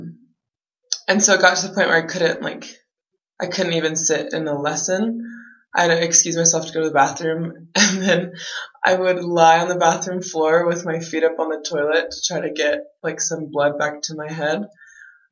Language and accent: English; San Antonio, Texas, United States; I'm from San Antonio, Texas